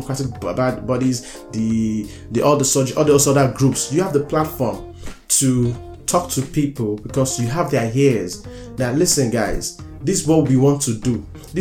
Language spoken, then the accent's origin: English; United States; I'm an American.